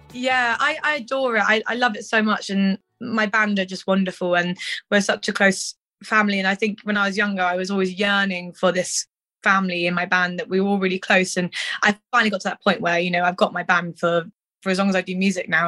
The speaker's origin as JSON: {"language": "English", "town": "Cirencester", "region": "South West England", "country": "United Kingdom", "also_born_or_lived": "Stroud", "said": "I'm from bloody Cirencester"}